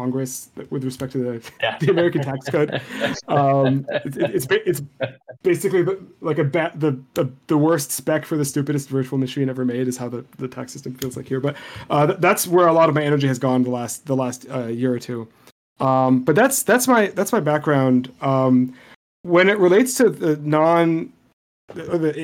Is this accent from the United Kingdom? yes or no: no; Beirut, Beirut Governorate, Lebanon; first language Arabic; English is a second language; I grew up in Beirut, and I learned Arabic before I learned English. Like, it's my native language.